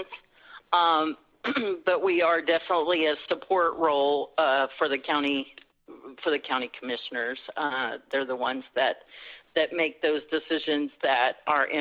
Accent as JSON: {"language": "English", "town": "Rush Springs", "region": "Oklahoma", "country": "United States", "tie": "born or raised there", "said": "I'm from Rush Springs. That's where I graduated and went to high school"}